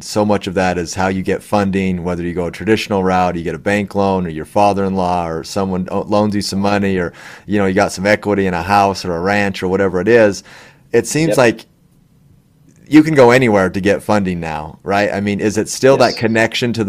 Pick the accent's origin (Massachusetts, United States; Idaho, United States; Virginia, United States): Idaho, United States; McCammon; I grew up in McCammon